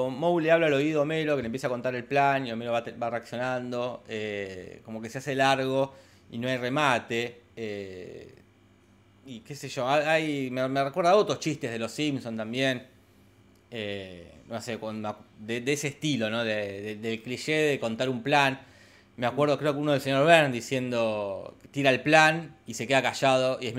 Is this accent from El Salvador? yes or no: no; Mexico; Soy, confirmo, soy de México.